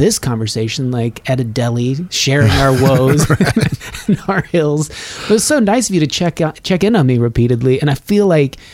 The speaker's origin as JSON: {"language": "English", "region": "Nevada", "country": "United States", "tie": "born or raised there", "also_born_or_lived": "Colorado", "moved": "yes", "said": "I grew up in Nevada, but I went to school in Colorado"}